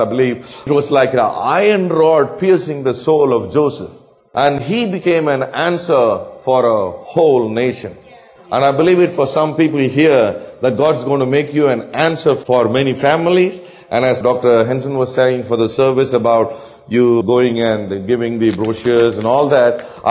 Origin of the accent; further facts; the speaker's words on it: South India, India; I'm from South India